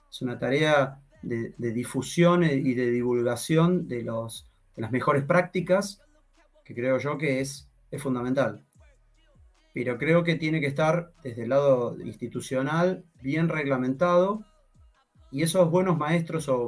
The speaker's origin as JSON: {"language": "Spanish", "country": "Argentina", "said": "No te olvides que soy argentino."}